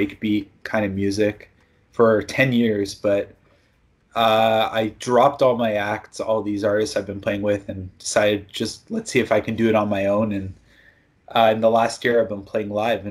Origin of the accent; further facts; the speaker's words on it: Toronto, Ontario, Canada; moved away as an adult; now in Japan; I'm from Toronto, Canada.